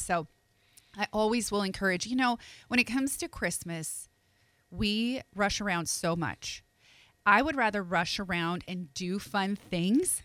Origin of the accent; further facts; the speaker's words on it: Northeast, United States; now in Pensacola, United States; being from the Northeast, hockey is a way of life.